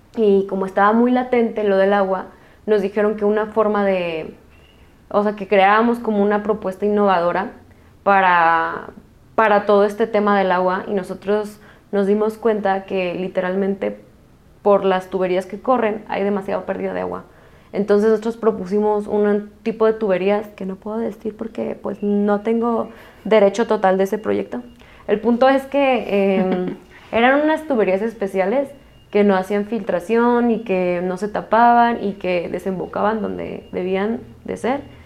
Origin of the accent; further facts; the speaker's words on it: Jalisco, Mexico; nosotros que somos de Jalisco